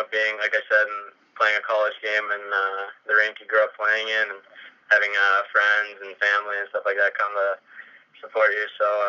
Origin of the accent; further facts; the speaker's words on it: West Mifflin, Pennsylvania, United States; moved away as an adult; I'm from West Mifflin. It's about a half hour from RMU.